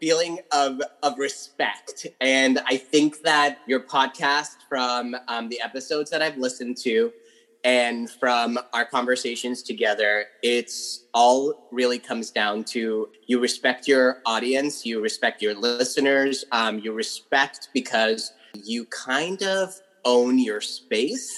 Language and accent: English; London, Ontario, Canada; now in Toronto, Canada; I grew up in London, Ontario